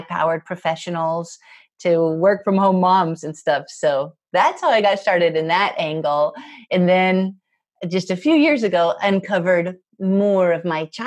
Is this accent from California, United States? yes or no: no; Spokane, Washington, United States; moved away as an adult; my hometown in Spokane